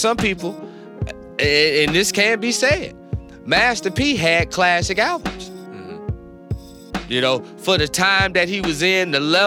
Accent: North Carolina, United States; I'm from North Carolina.

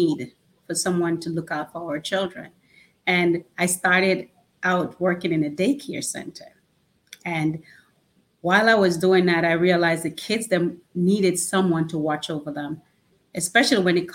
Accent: Orlando, Florida, United States; I am from Orlando, Florida

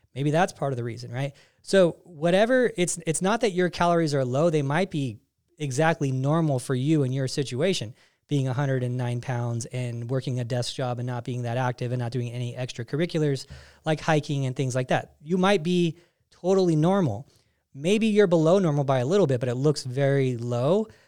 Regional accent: California, United States; moved away as an adult; also born or lived in Denver; I'm from California, you know, the concrete jungle

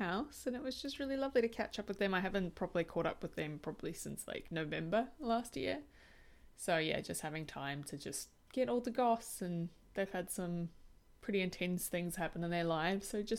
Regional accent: South Africa; I am incredibly privileged that I grew up in Africa

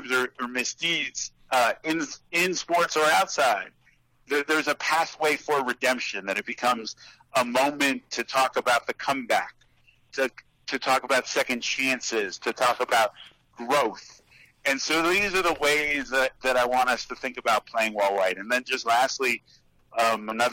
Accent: Los Angeles, California, United States; also born or lived in Berkeley; my experiences growing up in Los Angeles or going to Berkeley

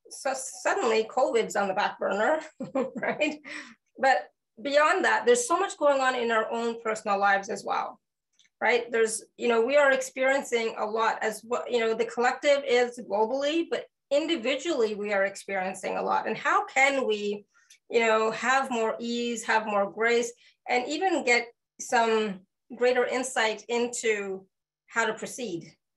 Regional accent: Canada; I'm Canadian

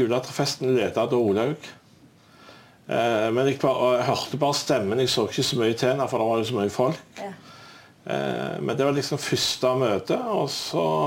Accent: Stavanger, Rogaland, Norway; Jeg er jo fra Stavanger

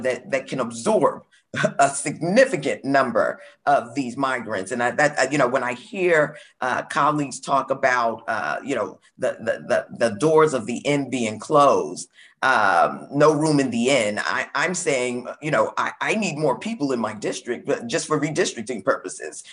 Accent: New York City, New York, United States; I'm from Brooklyn, New York

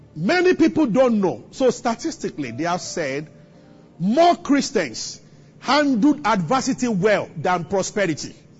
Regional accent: Abeokuta, Ogun State, Nigeria; I grew up in Abeokuta.

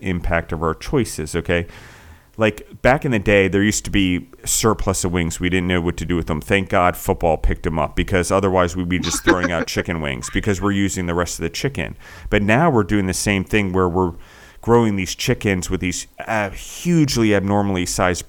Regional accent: East Coast, United States; moved away; I grew up on the East Coast, so we had ocean fish in Chesapeake Bay

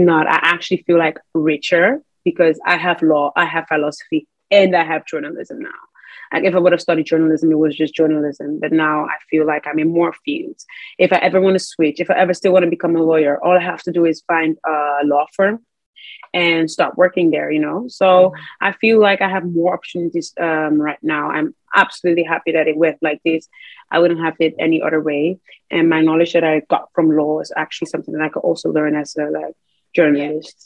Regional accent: Netherlands; I'm very grateful to have been born here

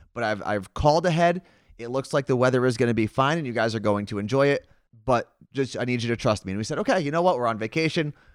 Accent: United States; moved away; we came from the New York, New Jersey area

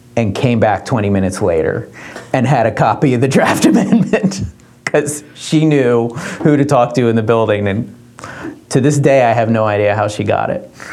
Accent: Dover, Delaware, United States; I grew up in Dover

